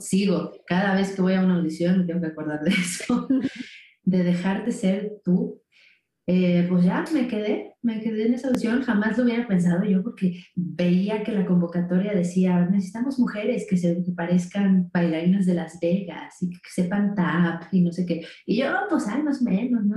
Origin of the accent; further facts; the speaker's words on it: San Luis Potosí, Mexico; moved away as an adult; now in Mexico City, Mexico; es un estado, bueno, una ciudad que está dentro del estado de San Luis Potosí, que está un poco al norte de la Ciudad de México, ¿no? Eh, yo ahí viví hasta los 18 años